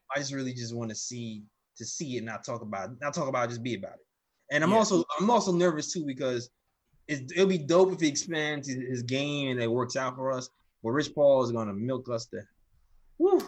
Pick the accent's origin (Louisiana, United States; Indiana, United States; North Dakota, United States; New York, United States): New York, United States; I'm from New York